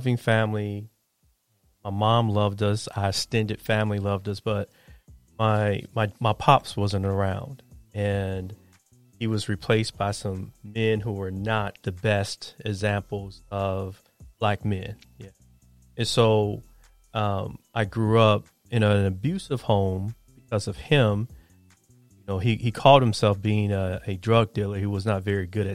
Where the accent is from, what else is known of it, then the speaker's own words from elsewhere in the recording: Chicago, Illinois, United States; I grew up on the South Side of Chicago